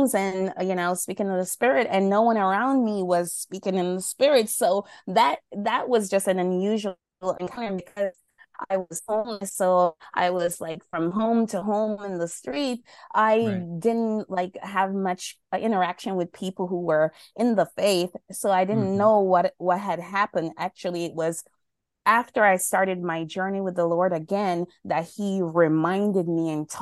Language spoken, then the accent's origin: English; Jamaica; now in New York, United States; right now I'm in New York, in the cold, but I'm from Jamaica